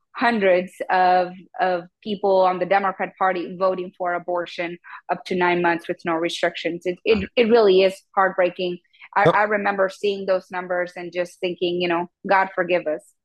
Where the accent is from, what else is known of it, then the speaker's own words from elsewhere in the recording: Mexico; now in Texas, United States; I was born in Mexico